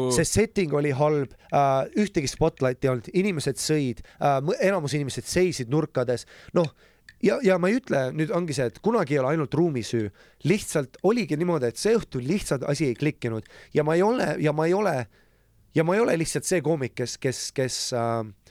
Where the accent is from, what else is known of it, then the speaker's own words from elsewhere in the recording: Lapland, Finland; moved away; also born or lived in Estonia; Soomes kasvasin, Lapimaal suure osa oma väga nagu noorest lapsepõlvest ülesse